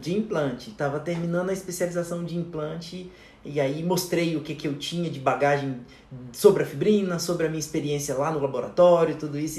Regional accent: Taguatinga, Federal District, Brazil; also born or lived in Ceilândia / Corumbá, Mato Grosso do Sul; eu nasci é, no Distrito Federal, em Taguatinga, e cresci lá a vida inteira

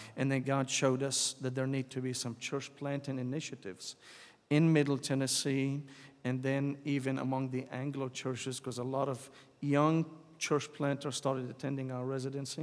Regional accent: Damascus, Damascus Governorate, Syria; English is a second language; moved away as an adult; now in United States; I was born and raised in Damascus, Syria

